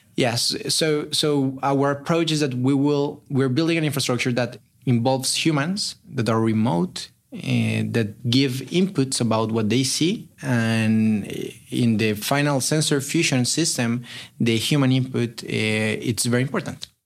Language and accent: English; Colombia; moved away as an adult; also born or lived in Chile; now in Berkeley, United States; I'm originally from Colombia